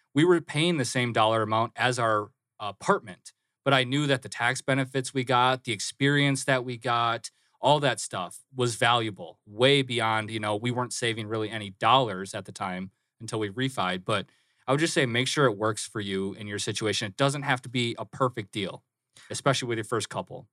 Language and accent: English; Midwest, United States; now in Phoenix, United States; we had just moved to Phoenix, we're from the Midwest